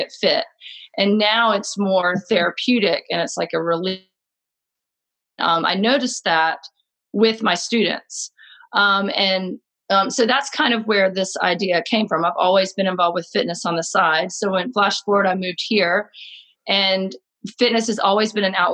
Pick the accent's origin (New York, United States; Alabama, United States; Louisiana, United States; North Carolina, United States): North Carolina, United States; Jacksonville; also born or lived in Philadelphia, Pennsylvania; now in Boone, United States; I was born and raised in Jacksonville, North Carolina, and came to Boone about 10 years ago from Philadelphia